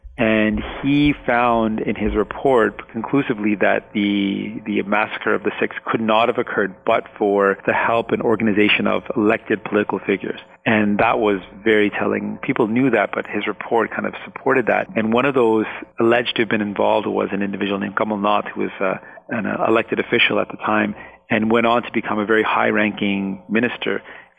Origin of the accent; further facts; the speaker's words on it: Punjab, India; first language Punjabi; English is a second language; also born or lived in Scarborough, Canada; now in Canada; And so I was born in Scarborough, and about a year later, I was actually shipped to Punjab. And so I lived in Punjab. My first language was actually Punjabi.